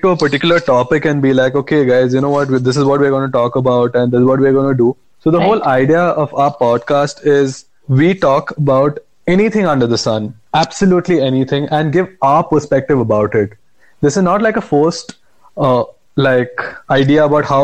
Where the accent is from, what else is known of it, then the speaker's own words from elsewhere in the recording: Bangalore, Karnataka, India; also born or lived in Goa; I am from Bangalore, born in Goa, brought up in Bangalore